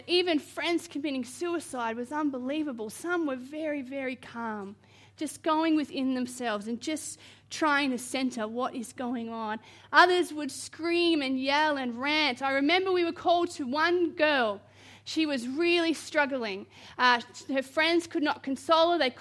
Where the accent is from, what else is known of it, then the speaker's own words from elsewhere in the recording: Queensland, Australia; moved away; I'm originally from Queensland